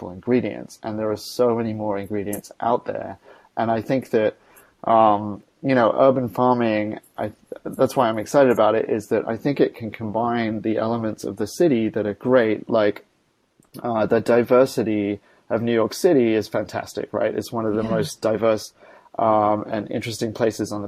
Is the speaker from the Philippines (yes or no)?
no; Australia; moved away; I was born in Australia